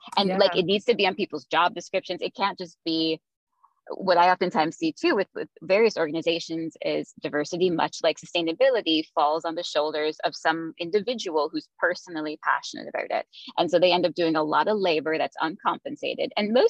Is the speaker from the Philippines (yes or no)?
yes; Philippines; I grew up in the Philippines. My family moved there when I was 4.